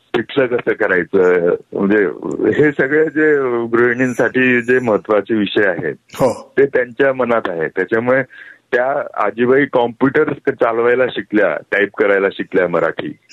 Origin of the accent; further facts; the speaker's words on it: Karankhede, Maharashtra, India; बोरी नदीच्या काठी करणखेडे नावाचं आमचं मूळ गाव